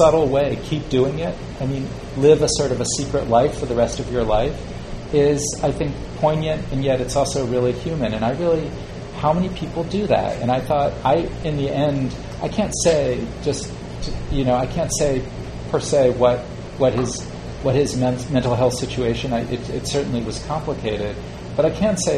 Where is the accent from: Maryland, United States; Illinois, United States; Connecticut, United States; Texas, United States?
Connecticut, United States; New Haven; I live in New Haven. That's my home.